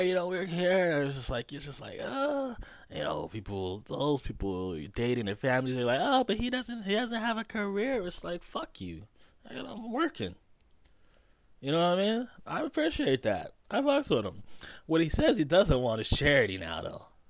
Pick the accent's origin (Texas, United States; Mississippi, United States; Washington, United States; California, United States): California, United States; Los Angeles; I was born in Los Angeles, California, Cedar Sinai's Hospital in fucking Beverly Hills.